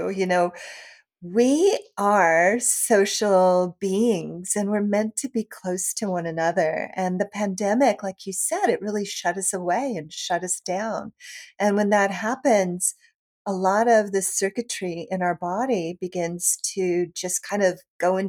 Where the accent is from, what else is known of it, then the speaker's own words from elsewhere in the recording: Tennessee, United States; I was a Methodist from Tennessee